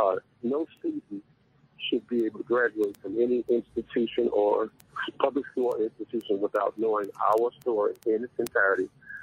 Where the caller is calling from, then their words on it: Detroit, Michigan, United States; I'm calling from Detroit, Michigan.